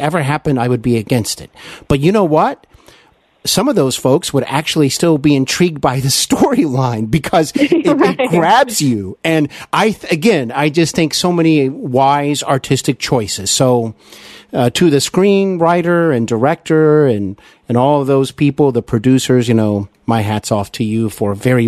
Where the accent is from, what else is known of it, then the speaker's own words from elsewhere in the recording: Cincinnati, Ohio, United States; Cincinnati. I know there's a lot of friends and listeners who listen from my hometown